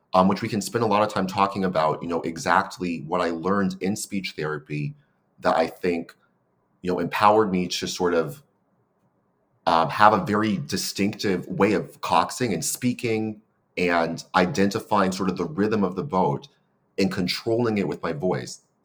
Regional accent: San Francisco, California, United States; moved away as an adult; now in Seattle, United States; I'm a fourth generation San Franciscan. Um, so it's like born and raised in the city.

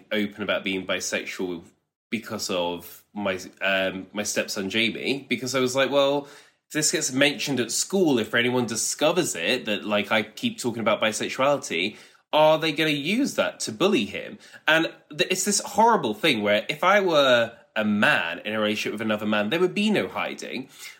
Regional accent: United Kingdom; But I feel like, especially maybe being British, it's like, but that would cause such arguments.

